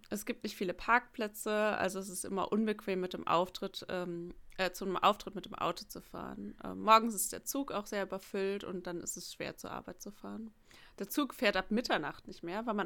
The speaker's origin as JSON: {"language": "German", "region": "Tokyo", "country": "Japan", "tie": "born or raised there", "second_language": "German", "said": "Ich wurde 1971 in Tokio geboren und lebe seitdem hier. Weder meine Eltern noch ich haben in einer anderen Stadt gelebt."}